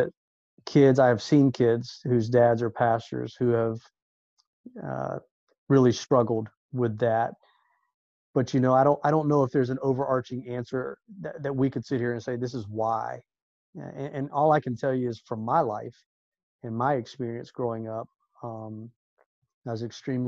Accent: Orlando, Florida, United States; us growing up in Orlando at such a special time in Orlando

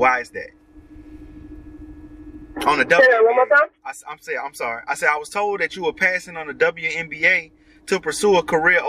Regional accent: Baton Rouge, Louisiana, United States; moved away; I'm originally from Baton Rouge

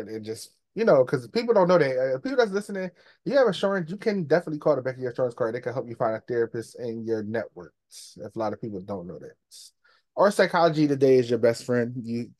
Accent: Philadelphia, Pennsylvania, United States; now in Delaware, United States; I'm from Philly, but I live

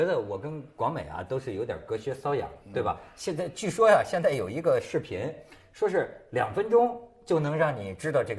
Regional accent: Hebei, China; 我们河北人

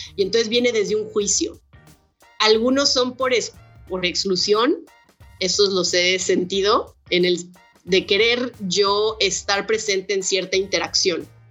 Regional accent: Guadalajara, Jalisco, Mexico; soy una morra mexicana, soy de Guadalajara

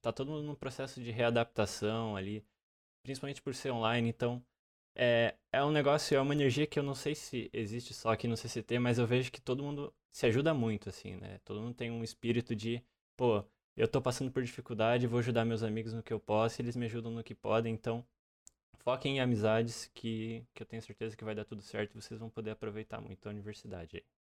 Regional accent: interior of Santa Catarina, Brazil; moved away as an adult; now in Joinville, Brazil; eu vim de uma cidade, é, não como Floripa, mas uma cidade bem menor no interior do estado

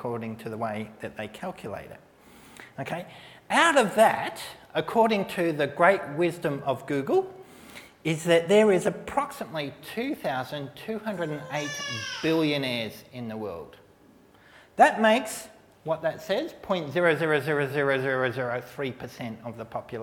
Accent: Melbourne, Victoria, Australia; moved away; also born or lived in Brooklyn Park; in Melbourne, as a 16-year-old, I did a social work placement as my work experience for school

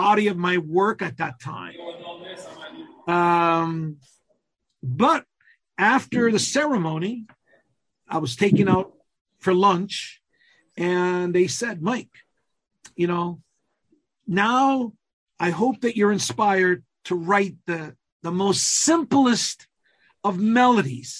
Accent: Calabria, Italy; first language Calabrian; English is a second language; my native language, the Calabrian language

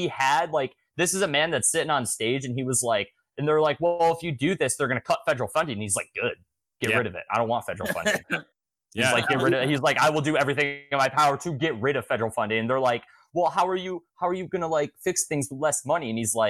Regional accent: New York, United States; because I'm from New York

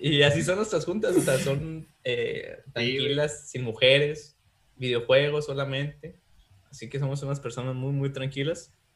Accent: Mexico; Así somos los mexicanos

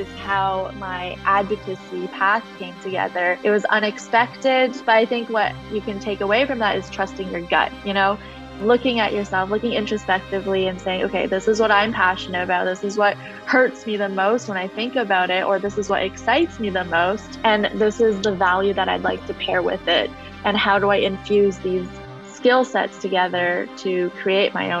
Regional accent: Canada; I grew up in Canada

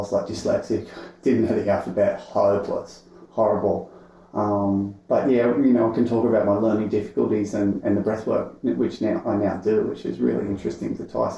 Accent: Sydney, New South Wales, Australia; I grew up in Maroubra. Well, Matraville, actually, just a little bit out of Maroubra

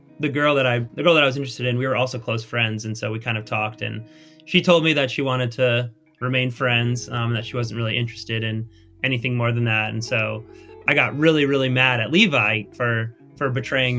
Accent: Chicago, Illinois, United States; moved away; also born or lived in Indianapolis; I was from Chicago area

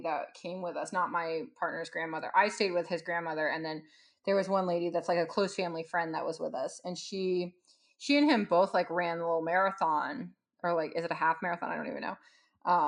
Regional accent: California, United States; I'm from California

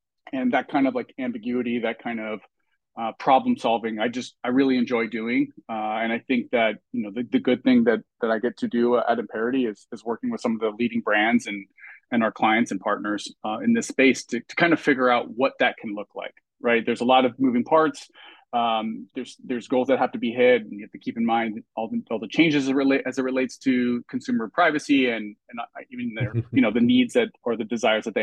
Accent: Southern California, United States; I'm from Southern California

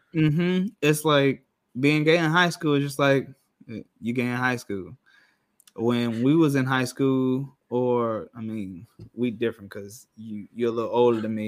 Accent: Rockford, Illinois, United States; moved away as an adult; now in Orlando, United States; I'm from Rockford, Illinois, which is about forty-five minutes to an hour outside of Chicago.

